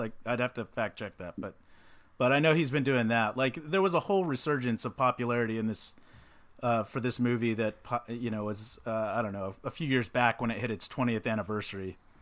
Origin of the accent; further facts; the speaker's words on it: Texas, United States; back when I was, like, a little kid growing up in Texas